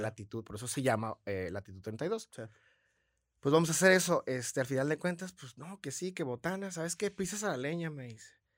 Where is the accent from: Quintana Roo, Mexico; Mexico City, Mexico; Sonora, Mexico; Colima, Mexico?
Sonora, Mexico; San Luis Río Colorado; now in Tijuana, Mexico; soy de San Luis Río Colorado, toda mi familia es de Morelia